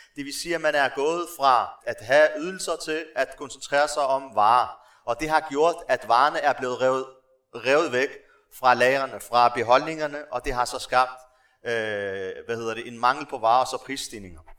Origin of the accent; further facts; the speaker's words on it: Morocco; now in Denmark; jeg stammer fra Marokko, så har jeg også kontakt med folk dernede, øh, familie og venner